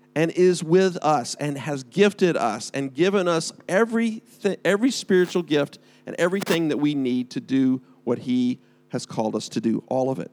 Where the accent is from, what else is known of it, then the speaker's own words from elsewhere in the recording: United States; now in United Kingdom; I am from America